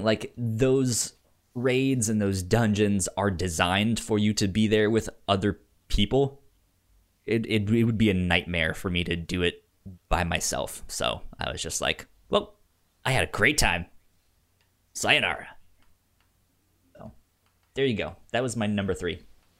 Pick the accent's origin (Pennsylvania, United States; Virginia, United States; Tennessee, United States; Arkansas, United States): Virginia, United States; since I grew up in Northern Virginia, I was DC all the time.